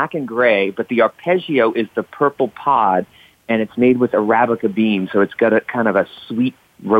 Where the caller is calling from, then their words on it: Miami Beach, Florida, United States; I am calling from Miami Beach today